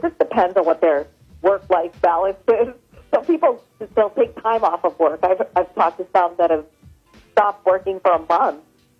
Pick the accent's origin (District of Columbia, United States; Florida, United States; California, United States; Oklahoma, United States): District of Columbia, United States; Washington; born or raised there; moved away